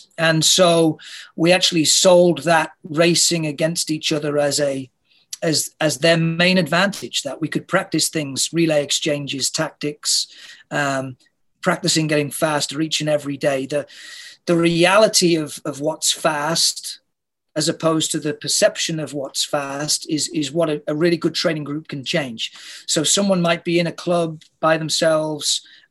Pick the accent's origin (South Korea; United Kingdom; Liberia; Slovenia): United Kingdom; moved away as an adult; now in Toronto, Canada; I'm not a Canadian, I'm a Brit